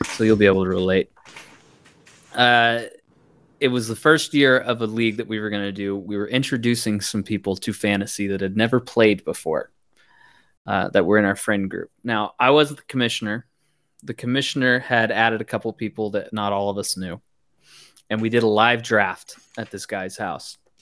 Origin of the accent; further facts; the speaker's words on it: Missouri, United States; moved away as an adult; also born or lived in Virginia; I'm from Missouri